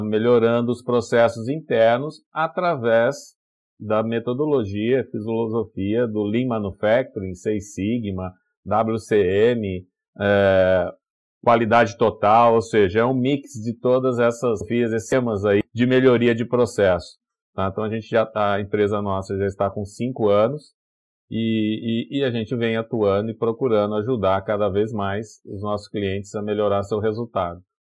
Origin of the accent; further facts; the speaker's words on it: Brazil; Eu, eu sou do, do interior, lá do Vale do Paraíba